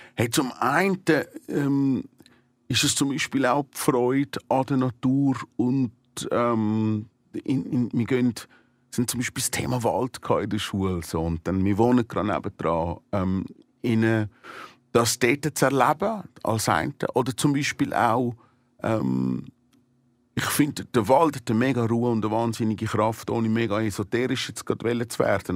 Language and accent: German; Switzerland; als Volk, als Schweizer Volk